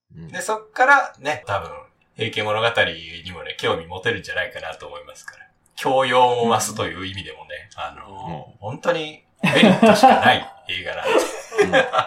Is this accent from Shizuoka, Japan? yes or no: yes; Hamamatsu, Shizuoka, Japan; 私の地元の浜松市